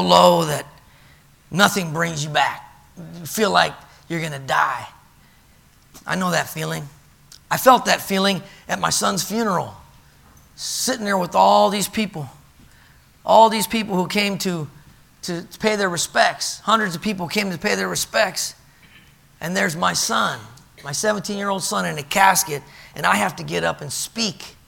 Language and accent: English; California, United States; I grew up in California